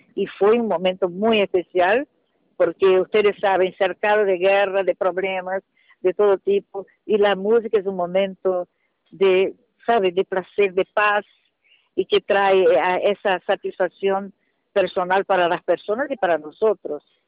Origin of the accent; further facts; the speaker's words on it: Brazil; soy una cantante brasileña